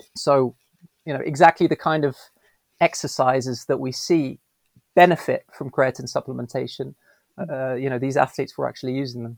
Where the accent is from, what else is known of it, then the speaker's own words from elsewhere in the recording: Belgium; moved away as an adult; also born or lived in United Kingdom; now in São Paulo, Brazil; growing up in Belgium, I grew up with um, English and Dutch at home, French at school.